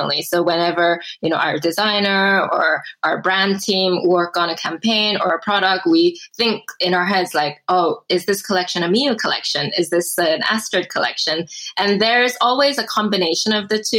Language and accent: English; Seattle, Washington, United States; English is a second language; also born or lived in Seoul, South Korea / London; I was born in Seoul, Korea, but we moved to the US, Seattle, when I was 5. And at that time, I didn't speak a word of English